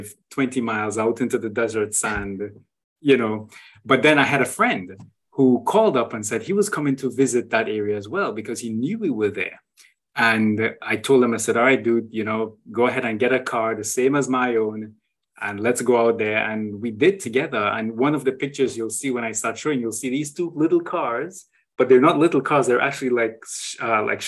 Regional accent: Trinidad & Tobago; moved away as an adult; also born or lived in Brazil; now in Saudi Arabia; I started off in Trinidad and Tobago, which is my home country

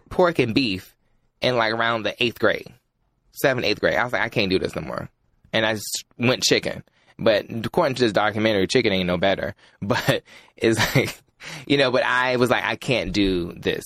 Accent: North Carolina, United States; I'm from North Carolina

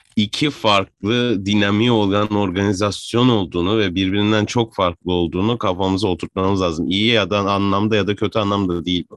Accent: Adana, Turkey; born or raised there

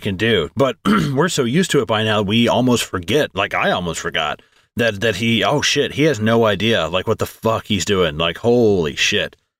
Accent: United States

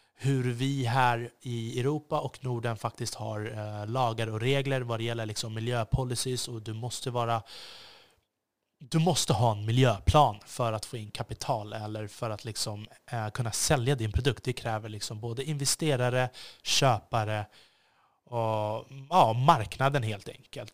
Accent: Sweden; jag är svensk

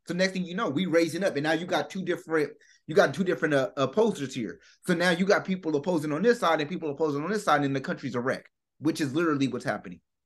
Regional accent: United States; I'm from America

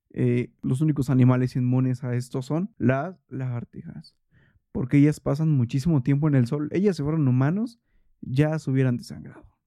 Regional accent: Toluca, State of Mexico, Mexico; yo crecí en Toluca

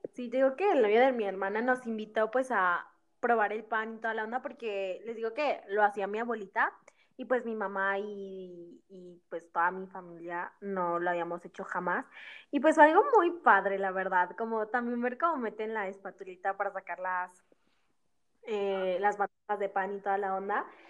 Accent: Mexico; Ceci y yo somos de México

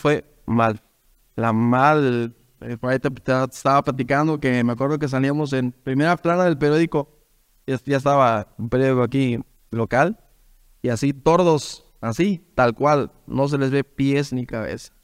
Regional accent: Huautla, Hidalgo, Mexico; soy de Huautla Hidalgo.

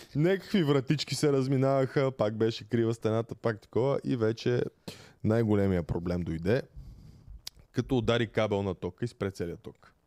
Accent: Bulgaria; also born or lived in England; сме доста българи на обекта

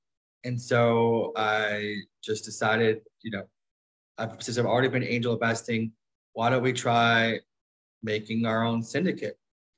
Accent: Midwest, United States; moved away as an adult; also born or lived in Stanford, California / New York / Silicon Valley / Mexico; now in Puerto Rico; Yeah, I spent the last few years living in different emerging markets, but originally from the US, I grew up in the Midwest and then did my undergrad and my master's at Stanford

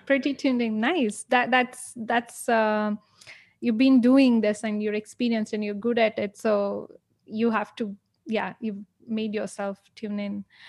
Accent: India; I'm from India

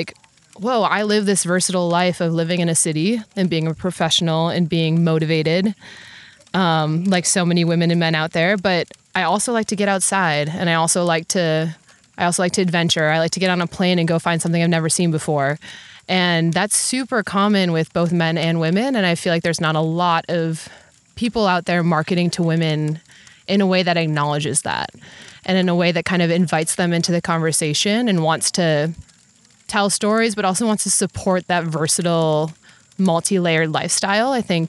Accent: Wisconsin, United States; I'm from Wisconsin, born and raised in the Midwest.

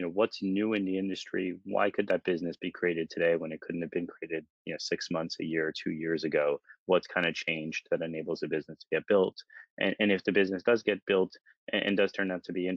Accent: New York City, New York, United States; moved away as an adult; also born or lived in Bay Area, California; now in London, United Kingdom; I grew up in New York City, and I moved across to California

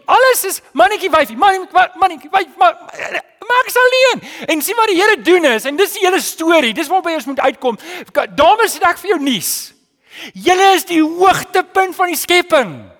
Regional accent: South Africa; ons is daarom Suid-Afrikaners

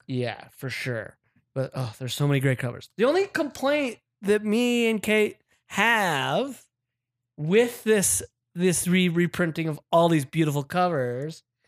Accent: Utah, United States; now in Los Angeles, United States; my home state, Utah

